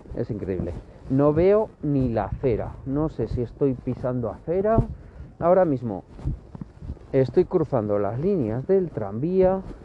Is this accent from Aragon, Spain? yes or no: yes; Sariñena, Aragon, Spain; now in Zaragoza, Spain; nací en Zaragoza y hasta los, los 8 o 9 años viví en, Zaragoza, pero luego me trasladé a, un pueblo de, de Huesca, eh, la capital de los monegros